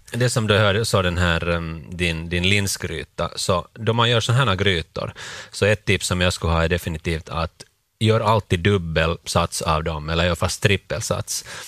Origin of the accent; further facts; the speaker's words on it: Finland; för oss som finländare